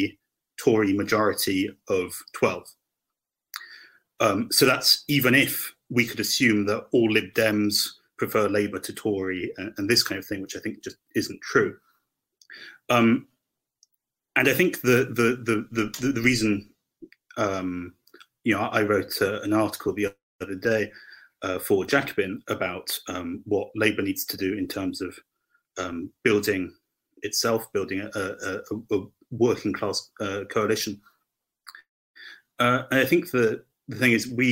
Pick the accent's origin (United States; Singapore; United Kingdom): United Kingdom; Hampshire, South East England; I'm from Hampshire